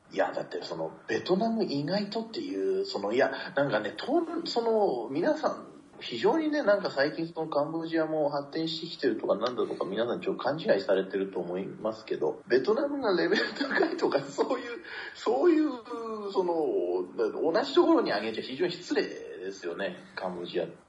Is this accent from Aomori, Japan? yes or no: no; Tochigi, Japan; moved away; 私はその栃木のクソ田舎出身